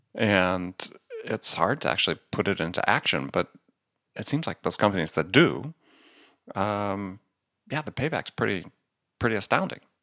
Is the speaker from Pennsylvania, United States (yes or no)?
no; Wisconsin, United States; also born or lived in New York / San Diego; now in Manhattan, United States; I grew up in Wisconsin.